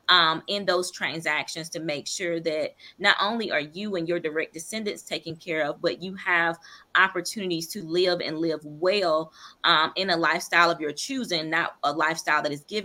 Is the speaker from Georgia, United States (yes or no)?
yes; Eatonton, Georgia, United States; I'm from Putnam County or Edenton, Georgia